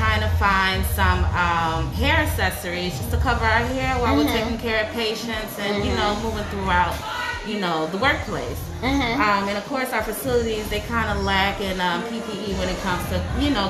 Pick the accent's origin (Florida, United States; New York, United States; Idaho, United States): Florida, United States; Miami; now in DMV area, United States; I am from Miami, but I've been residing in the DMV area for over 10 years now.